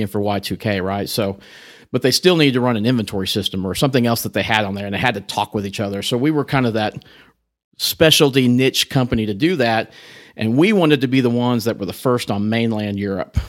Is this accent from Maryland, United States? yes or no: no; Amarillo, Texas, United States; also born or lived in Corpus Christi, Texas / Oklahoma City / Dallas; grew up here in Amarillo and, uh, went to high school here